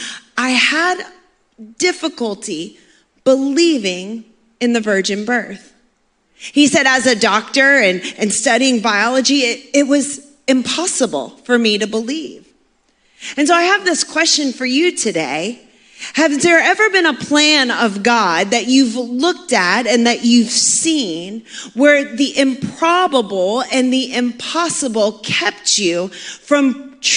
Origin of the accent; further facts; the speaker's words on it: Maine, United States; also born or lived in Cincinnati, Ohio; now in Florida, United States; I grew up in Maine